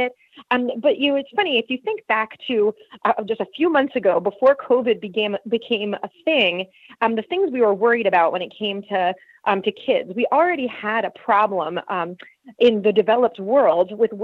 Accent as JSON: {"language": "English", "country": "United States", "moved": "as an adult", "lives_now": "Germany", "said": "as an American"}